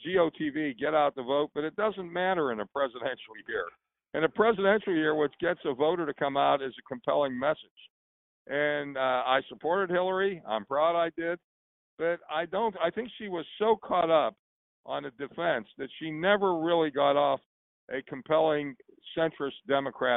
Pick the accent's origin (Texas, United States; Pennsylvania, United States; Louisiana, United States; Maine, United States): Pennsylvania, United States; New Kensington; I grew up in a town called New Kensington